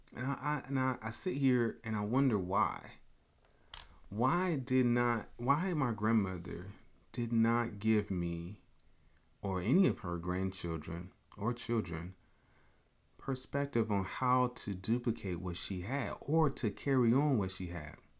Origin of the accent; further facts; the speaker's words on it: Chicago, Illinois, United States; moved away as an adult; I'm a kid from Chicago, but I was raised in Chicago, Southside, eighty-fifth King Drive